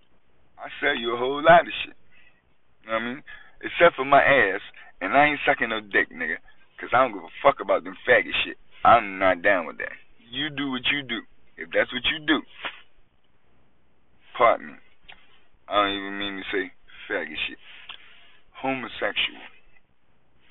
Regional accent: New York, United States; I'm from New York

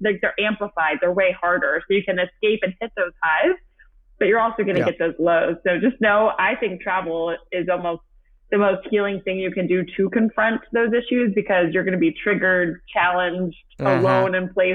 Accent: Atlanta, Georgia, United States; also born or lived in New York / Los Angeles; this is where I'm from. This is where my family's from. I'm from Atlanta

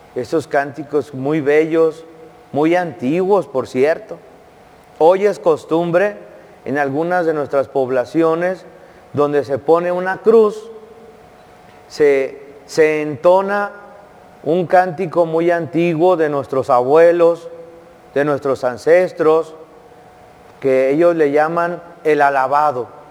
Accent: Jiquilpan, Jalisco, Mexico; en mi pueblo, Jiquilpan, Jalisco

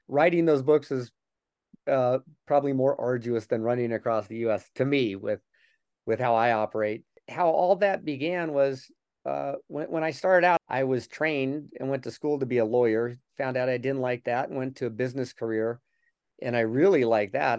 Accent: Denver, Colorado, United States; was born and raised in Denver

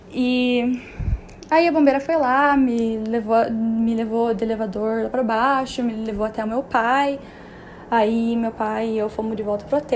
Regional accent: Curitiba, Paraná, Brazil; moved away as an adult; now in São Paulo, Brazil; Eu sou de Curitiba

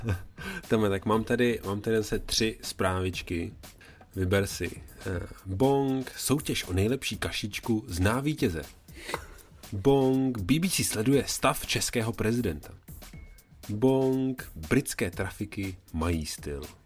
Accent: Czechia; jsem z Česka

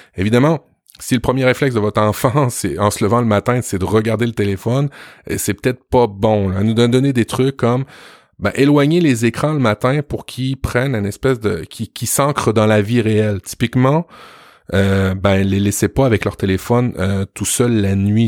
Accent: Quebec, Canada; chez nous au Québec

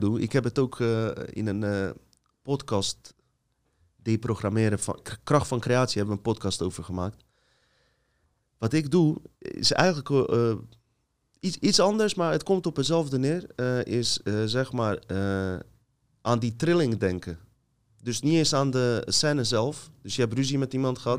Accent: Bosnia & Herzegovina; now in Netherlands; Ik ga naar Bosnië, mijn geboorteland

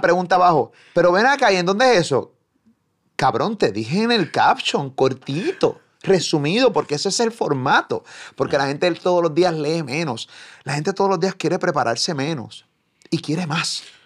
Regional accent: Puerto Rico; me reconoce o me identifica como puertorriqueño

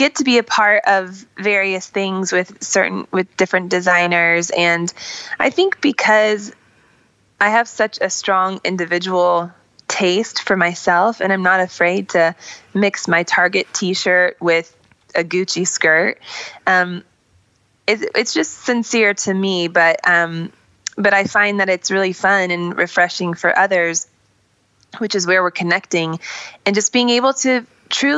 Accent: Iowa City, Iowa, United States; I grew up in Iowa City, Iowa, so it was sort of a rural, like, farm area

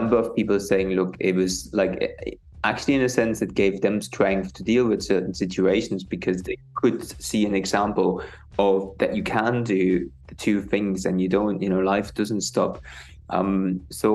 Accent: East Germany, Germany; now in United Kingdom; I grew up in East Germany

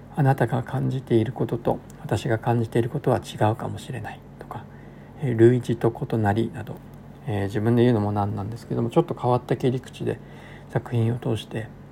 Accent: rural Tochigi, Japan; moved away as an adult; also born or lived in Saitama; now in Inawashiro, Japan; 栃木の田舎の出身だったんですけれども

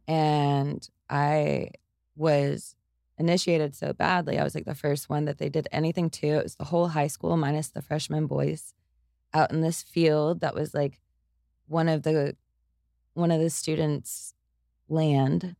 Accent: Tyler, Texas, United States; now in Austin, United States; I grew up in Tyler, Texas, and over in East Texas, it's, it's kind of brutal

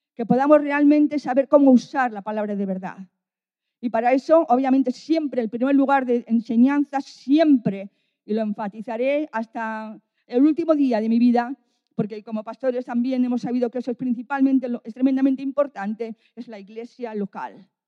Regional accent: Bilbao, Basque Country, Spain; now in Valladolid, Spain; Yo estoy en Valladolid y soy de Bilbao.

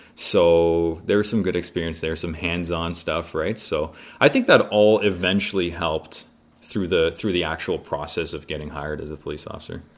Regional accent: Mississauga, Ontario, Canada; also born or lived in Poland; So born in Poland, came to Canada when I was six, and so I ended up growing up in Mississauga.

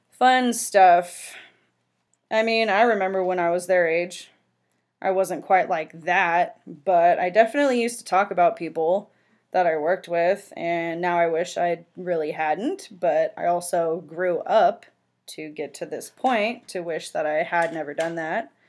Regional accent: San Francisco Bay Area, California, United States; I was born and raised in the San Francisco Bay Area and worked at a grocery store for almost 10 years.

